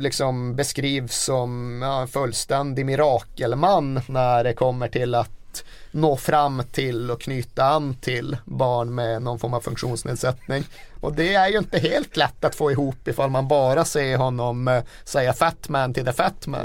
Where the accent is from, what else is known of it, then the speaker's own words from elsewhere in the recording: northern Sweden, Sweden; moved away; Uppe där jag kommer ifrån har man ju alltid ett problem att det är så jävla mycket renar på vägarna.